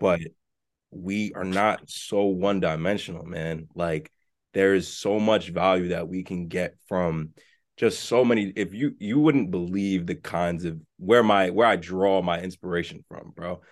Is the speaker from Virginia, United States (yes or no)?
no; New York City, New York, United States; I'm from the South Bronx